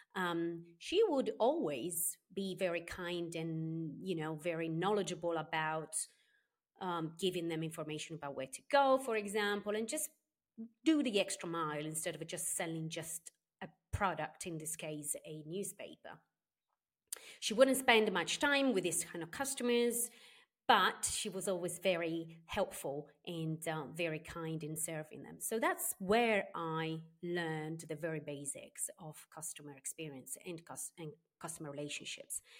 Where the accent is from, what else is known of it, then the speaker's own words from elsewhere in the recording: Sardinia, Italy; moved away as an adult; also born or lived in Spain / United Kingdom / Southeast Asia; I was born here in Sardinia and I grew up here until I was nineteen years old.